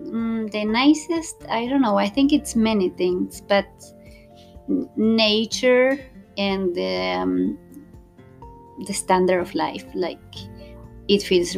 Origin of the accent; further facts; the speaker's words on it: Argentina; moved away as an adult; now in Gothenburg, Sweden; I am from Argentina, but been living in Gothenburg with my Swedish husband and our daughter that is 2 years old since 2017.